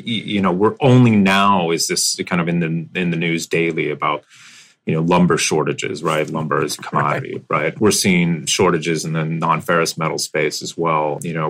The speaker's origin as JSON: {"language": "English", "country": "United States", "tie": "born or raised there", "lives_now": "Dover, United States", "said": "I grew up all over. I was an Air Force brat. So I think I once counted that I'd lived in 12 places throughout the United States prior to settling down in Dover, Delaware."}